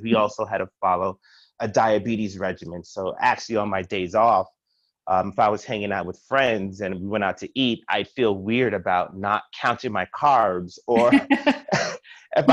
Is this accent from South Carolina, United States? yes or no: no; New York City, New York, United States; moved away as an adult; also born or lived in Indiana / Pittsburgh / Chicago; now in Baltimore, United States; I'm originally from Brooklyn, New York